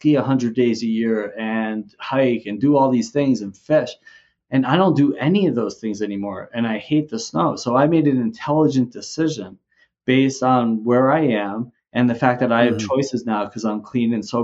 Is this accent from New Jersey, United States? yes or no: yes; New Jersey, United States; moved away as an adult; also born or lived in Vermont; now in Mexico; I grew up originally in New Jersey